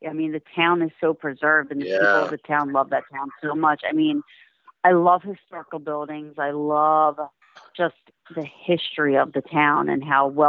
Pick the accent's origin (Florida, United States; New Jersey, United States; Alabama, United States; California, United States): New Jersey, United States; I am unfortunately from New Jersey. I'm sorry. I don't mean to offend anybody, but it's no secret that I do not like living in New Jersey.